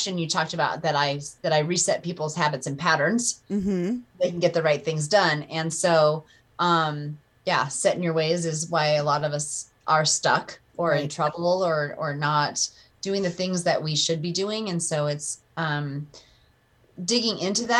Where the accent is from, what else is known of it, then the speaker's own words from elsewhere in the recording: Breckenridge, Colorado, United States; I grew up in Breckenridge, Colorado, and always been a Colorado girl